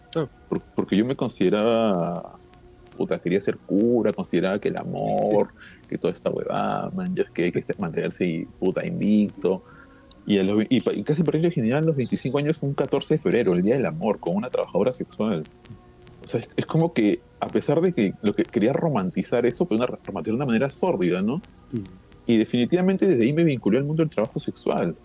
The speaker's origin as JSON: {"language": "Spanish", "region": "Lima", "country": "Peru", "tie": "born or raised there", "said": "Y es porque hemos sido criados así. No sé si en otros países serán igual. Yo creo que es, algo muy limeño"}